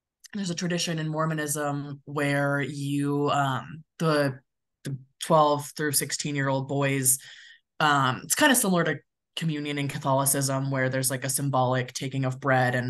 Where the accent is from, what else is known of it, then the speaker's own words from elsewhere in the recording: California, United States; also born or lived in Midwest; now in Denver, United States; I grew up in California